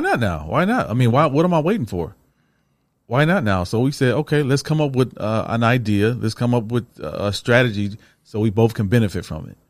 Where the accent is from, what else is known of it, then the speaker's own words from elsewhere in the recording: Toledo, Ohio, United States; I'm from Toledo